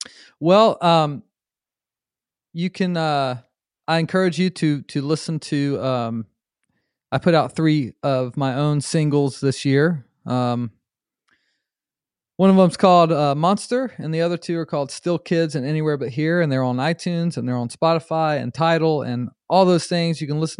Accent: Charlotte, North Carolina, United States; born there; but I was born in Charlotte, North Carolina. So maybe that's where it comes from because like North Carolina, like Lexington style barbecue is the vinegar base.

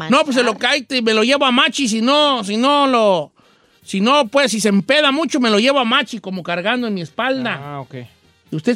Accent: San José de la Paz, Jalisco, Mexico; Eh, soy de San José de la Paz, Jalisco.

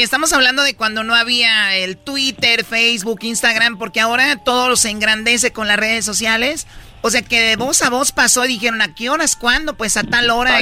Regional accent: Tepatitlán, Jalisco, Mexico; yo soy de Tepatitlán Jalisco

